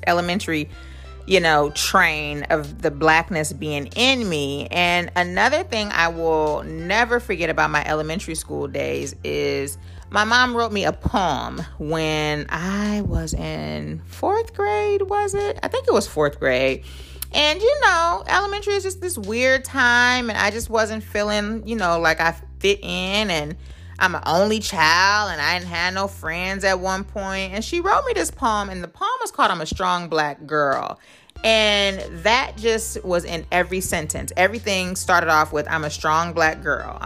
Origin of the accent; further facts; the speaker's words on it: Oakland, California, United States; also born or lived in Alameda; I went to elementary school in Oakland. I went to middle school in Oakland